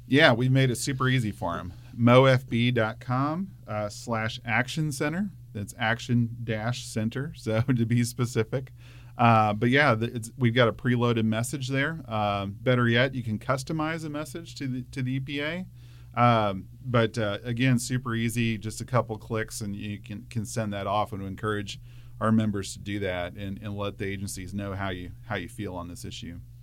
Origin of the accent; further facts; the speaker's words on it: Hermann, Missouri, United States; born and raised in Herman, and, uh, that's where I live today with my family